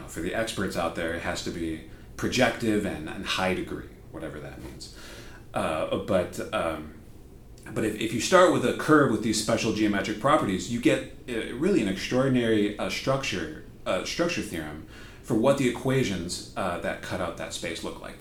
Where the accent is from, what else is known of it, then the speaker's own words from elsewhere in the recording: Wisconsin, United States; moved away as an adult; also born or lived in Nebraska / Bonn, Germany / Madison, Wisconsin; now in Auburn, United States; I grew up in Wisconsin.